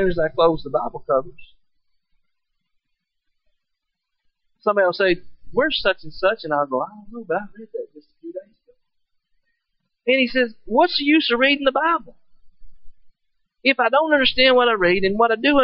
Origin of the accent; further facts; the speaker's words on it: Kentucky, United States; I'm from Kentucky.